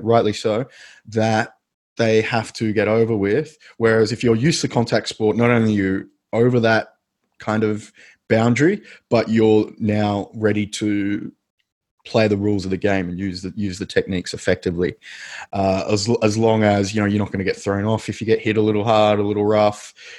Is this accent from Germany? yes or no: no; Australia; which I now kind of think of as typically Australian, that sports upbringing where we just did everything